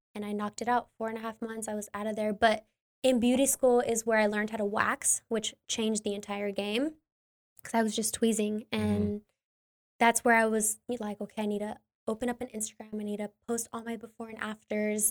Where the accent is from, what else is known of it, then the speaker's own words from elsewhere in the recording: Ventura County, California, United States; also born or lived in Los Angeles; I come from Ventura County. I went to beauty school here